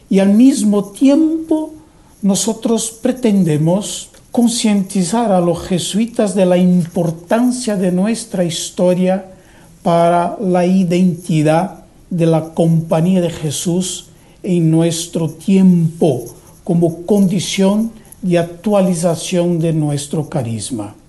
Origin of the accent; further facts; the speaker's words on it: Brazil; nuestro país